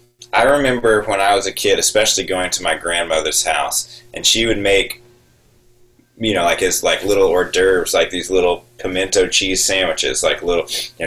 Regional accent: Texas, United States; moved away as an adult; now in South Carolina, United States; I grew up in Texas, but still, Texas is its own thing, right? It's not the South, it's Texas.

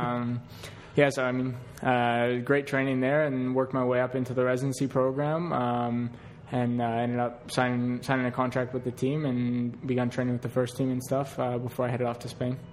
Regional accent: Canada; we're Canadian guys who've gone to Europe

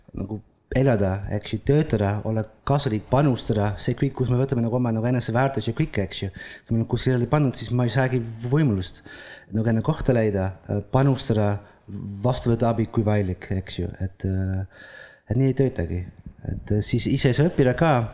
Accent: Netherlands; Estonian is a second language; moved away as an adult; also born or lived in Italy; now in Estonia; ma olen Hollandist pärit

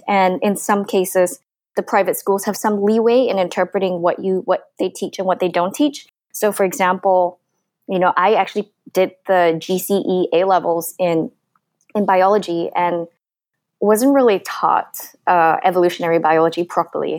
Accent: Singapore; moved away as an adult; now in United States; that was the kind of environment I grew up in Singapore

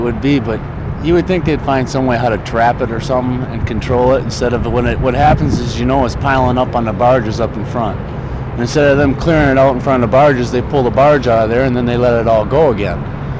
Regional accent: Madison, Wisconsin, United States; We are from Madison, Wisconsin.

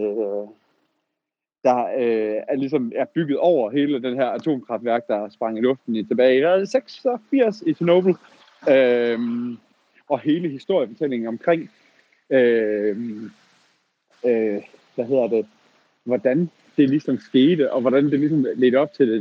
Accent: Southern Jutland, Southern Denmark, Denmark; Sønderjylland, hvor jeg kommer fra

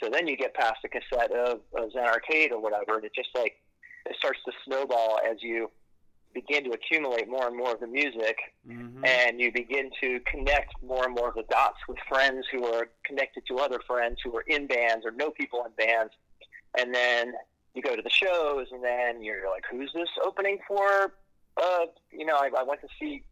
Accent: Silver Spring, Maryland, United States; So I grew up uh, not far from where I'm standing right now in Silver Spring, Maryland

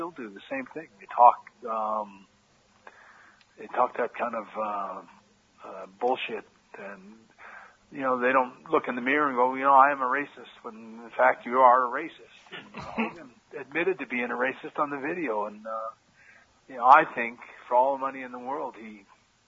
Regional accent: Canada; moved away; also born or lived in United States; I'm a Canadian guy

